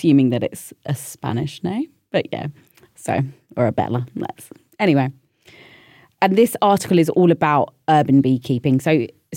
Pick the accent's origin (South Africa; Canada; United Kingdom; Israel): United Kingdom; London; I'm a city girl, born and bred in London